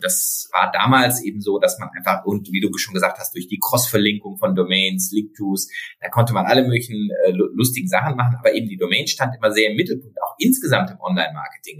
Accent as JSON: {"language": "German", "town": "Freiburg", "region": "Baden-Württemberg", "country": "Germany", "said": "ich komme aus Freiburg"}